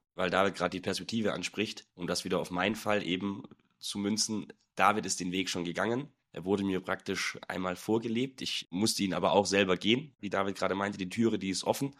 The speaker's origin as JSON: {"language": "German", "town": "Nagold", "region": "Baden-Württemberg", "country": "Germany", "tie": "born or raised there", "moved": "yes", "lives_now": "Munich, Germany", "said": "Heimatstadt, ich komme aus Nagold, ist im Schwarzwald, eine kleine Stadt, 23.000 Einwohner"}